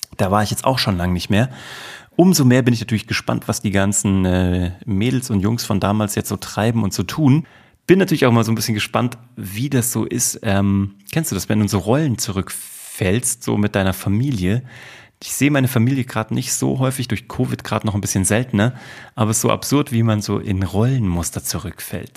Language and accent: German; Kassel, Hesse, Germany; moved away as an adult; also born or lived in Cologne / New York / Vienna; now in Munich, Germany; nach Kassel in die genaue Mitte von Deutschland fahren, wo ich geboren wurde und wo ich herkomme